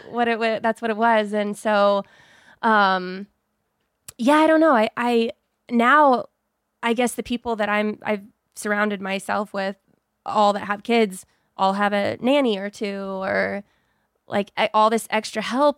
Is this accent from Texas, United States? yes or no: yes; Texas, United States; moved away as an adult; now in Los Angeles, United States; I was born in Texas